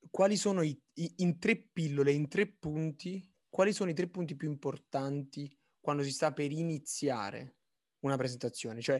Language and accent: Italian; Naples, Campania, Italy; sono di Napoli